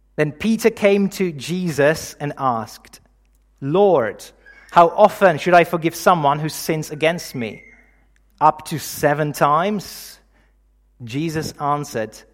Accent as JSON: {"language": "English", "country": "Czechia", "moved": "yes", "said": "I'm originally from the Czech Republic, in case you're wondering about the accent"}